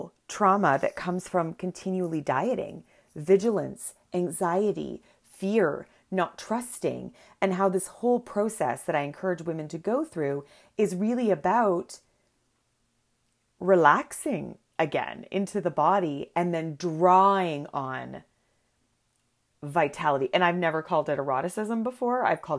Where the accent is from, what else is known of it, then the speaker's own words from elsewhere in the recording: Antwerp, Flanders, Belgium; There are two groups in the community of Holocaust survivors that I grew up in Antwerp.